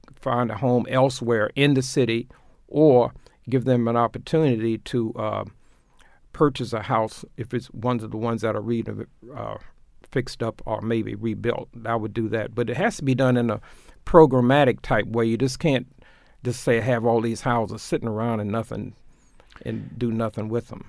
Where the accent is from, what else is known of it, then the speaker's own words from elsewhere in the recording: Tulsa, Oklahoma, United States; now in Baltimore, United States; I grew up in Tulsa, Oklahoma, doing the closing days of Jim Crow